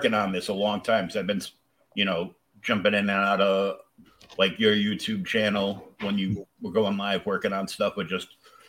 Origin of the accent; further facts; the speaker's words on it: Warwick, Rhode Island, United States; moved away as an adult; also born or lived in Pawtucket, Rhode Island; now in Massachusetts, United States; I'm a masshole now, but I grew up in Warwick, where I lived only a few blocks away from Airport Road.